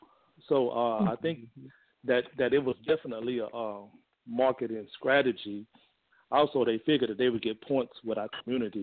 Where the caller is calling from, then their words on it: Fort Worth, Texas, United States; I'm calling from Fort Worth, Texas.